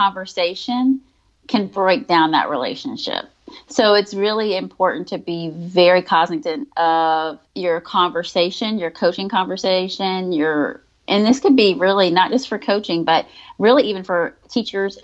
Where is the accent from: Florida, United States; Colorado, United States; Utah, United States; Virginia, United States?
Virginia, United States; moved away as an adult; now in Georgia, United States; when I moved to Georgia, because I'm originally from Virginia. When I moved to Georgia in 2013